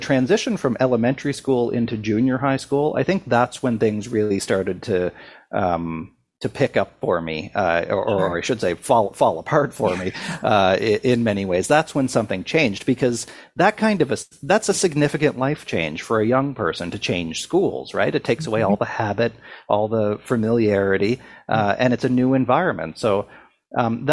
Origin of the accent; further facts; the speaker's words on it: Sydney, Nova Scotia, Canada; a bridge in my hometown that stretched over an abandoned steel plant, which used to be the lifeblood of Sydney, Nova Scotia, but was largely abandoned by the time I was growing up.